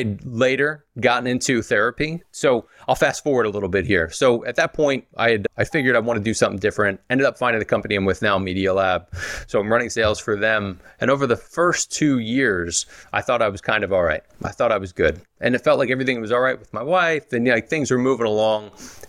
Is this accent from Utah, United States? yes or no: no; Philadelphia, Pennsylvania, United States